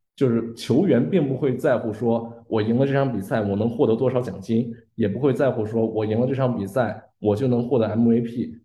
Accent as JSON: {"language": "Chinese", "town": "Qingdao", "region": "Shandong", "country": "China", "said": "因为我是青岛人"}